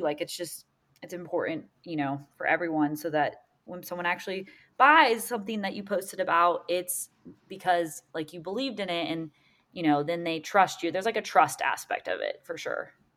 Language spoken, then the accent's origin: English; Seaside, Florida, United States; I loved growing up in Seaside